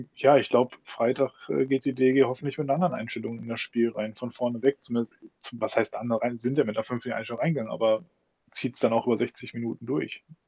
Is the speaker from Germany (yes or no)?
yes; Düsseldorf, North Rhine-Westphalia, Germany; als Düsseldorfer